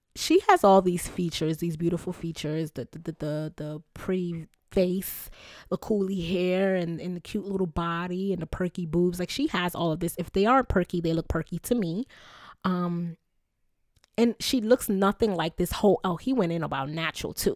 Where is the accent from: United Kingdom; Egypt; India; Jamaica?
Jamaica; I'm Jamaican